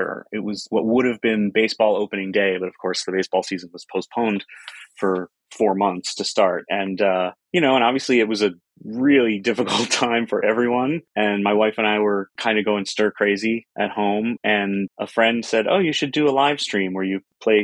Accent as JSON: {"language": "English", "town": "Chicago", "region": "Illinois", "country": "United States", "tie": "born or raised there", "moved": "yes", "lives_now": "Boston, United States", "said": "spent some time growing up in Chicago"}